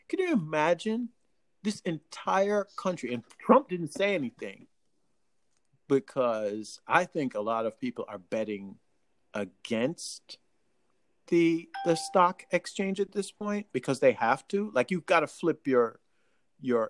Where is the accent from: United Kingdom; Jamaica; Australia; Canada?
Jamaica; accent: Jamaican; as a Jamaican